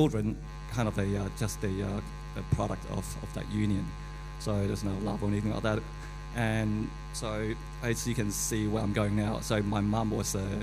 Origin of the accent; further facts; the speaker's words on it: Malaysia; I was born in Malaysia.